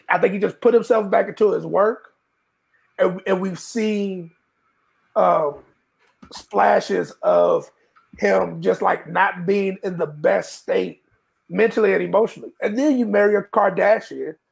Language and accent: English; Texas, United States; growing up in Texas